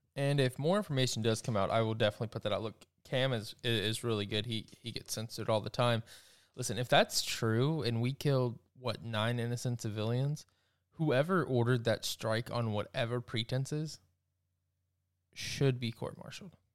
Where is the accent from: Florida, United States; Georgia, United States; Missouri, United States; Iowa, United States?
Georgia, United States; South; I'm from South Georgia